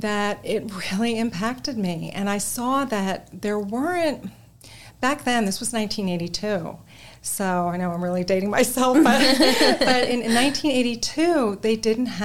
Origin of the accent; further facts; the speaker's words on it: New Jersey, United States; moved away as an adult; also born or lived in New York; now in Texas, United States; I'm originally from New Jersey.